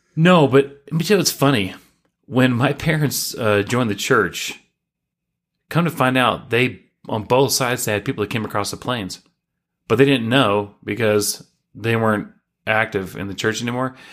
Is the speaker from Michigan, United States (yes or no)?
no; Chattanooga, Tennessee, United States; moved away as an adult; now in Utah, United States; I was born and raised in Chattanooga, Tennessee